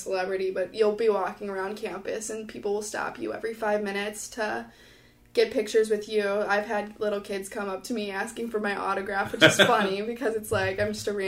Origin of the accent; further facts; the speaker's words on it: St. Charles, Illinois, United States; I'm from St. Charles